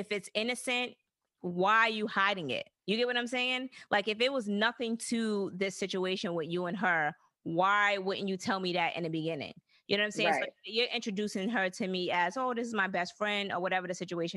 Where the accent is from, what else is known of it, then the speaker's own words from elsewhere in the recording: the South, United States; I was raised in the South